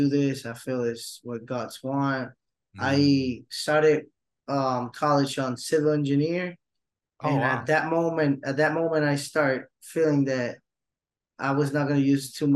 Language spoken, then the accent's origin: English; Puerto Rico; I ended up staying in Puerto Rico, going to college, start working, and then got super involved in the ministry in my hometown local church.